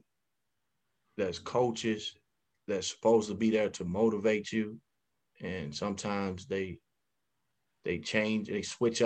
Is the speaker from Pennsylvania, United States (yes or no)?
no; Chicago, Illinois, United States; moved away as an adult; also born or lived in Denver / Detroit; I was raised in Chicago, born in Cook County Hospital